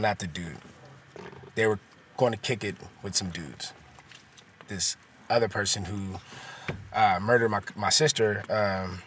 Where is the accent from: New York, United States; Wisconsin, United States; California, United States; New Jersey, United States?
California, United States; Oakland; I grew up in East Oakland